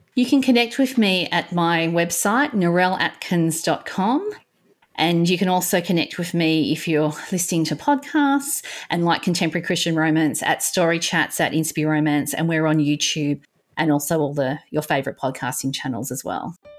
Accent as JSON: {"language": "English", "country": "Australia", "said": "Being an Aussie"}